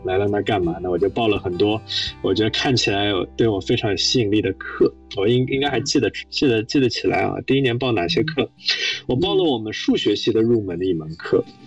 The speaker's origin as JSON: {"language": "Chinese", "region": "Shanghai", "country": "China", "tie": "born or raised there", "also_born_or_lived": "Princeton, United States", "moved": "as an adult", "said": "我是上海人，我在上海读公校长大的"}